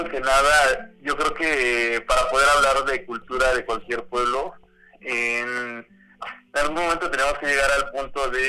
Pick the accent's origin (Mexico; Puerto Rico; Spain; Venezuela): Mexico; como mexicano